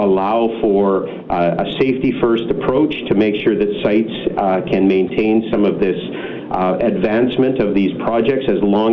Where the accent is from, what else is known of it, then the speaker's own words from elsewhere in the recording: British Columbia, Canada; as British Columbians